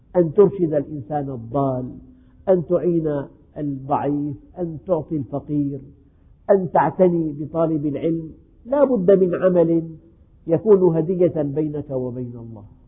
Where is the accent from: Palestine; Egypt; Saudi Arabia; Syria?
Syria; عندنا في الشام